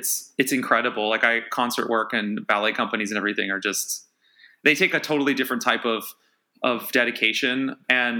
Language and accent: English; Erie, Pennsylvania, United States; I grew up in Erie, Pennsylvania